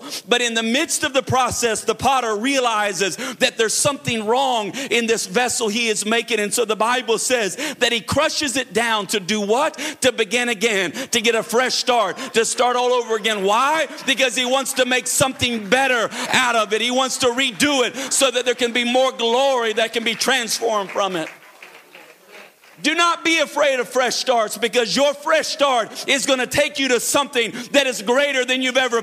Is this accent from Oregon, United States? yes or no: no; Florida, United States; now in North Carolina, United States; I grew up in Florida